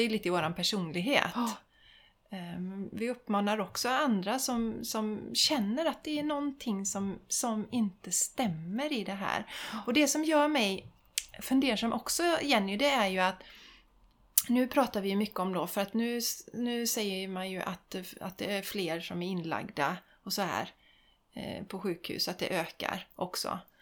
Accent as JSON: {"language": "Swedish", "country": "Sweden"}